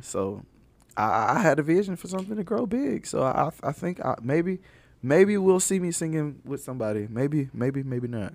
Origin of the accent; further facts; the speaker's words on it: Alabama, United States; I'm from Alabama